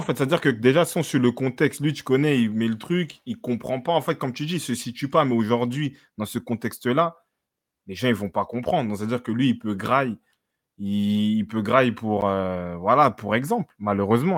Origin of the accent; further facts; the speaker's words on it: France; je suis né en France